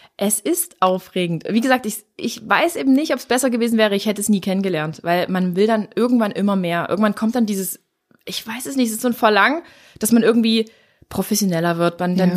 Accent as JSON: {"language": "German", "town": "Dresden", "region": "Saxony", "country": "Germany", "said": "hier bei uns in Dresden"}